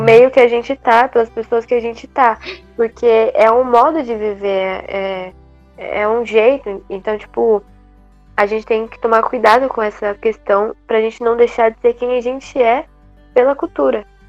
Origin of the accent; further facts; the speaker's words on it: Guarulhos, São Paulo, Brazil; eu sou daqui do Brasil, eu sou aqui de São Paulo, Guarulhos, então eu sigo a cultura da gente, o jeito de falar